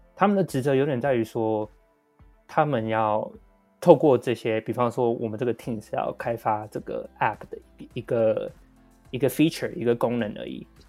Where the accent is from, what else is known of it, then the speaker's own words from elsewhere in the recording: Taiwan; 我们台湾人